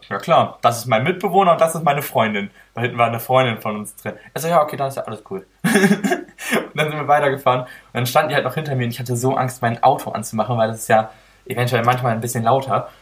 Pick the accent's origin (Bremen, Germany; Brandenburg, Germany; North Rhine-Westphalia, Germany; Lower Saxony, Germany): Lower Saxony, Germany; Oldenburg; ich komme ja nicht hierher, sehen Sie ja, ich komme aus Oldenburg